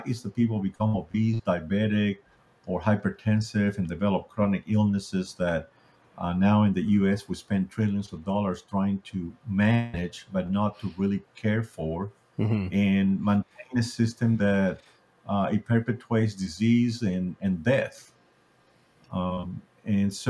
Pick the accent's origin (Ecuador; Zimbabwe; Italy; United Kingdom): Ecuador; now in United States; I grew up in Ecuador, South America, and like many people down there, we're a third world country